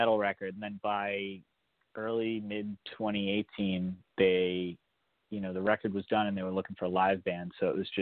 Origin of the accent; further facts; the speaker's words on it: Boston, Massachusetts, United States; I'm from the Boston area